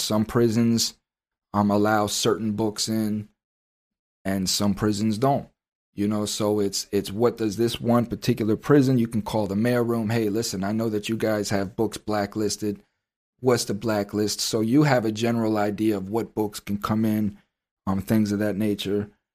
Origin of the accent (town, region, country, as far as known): United States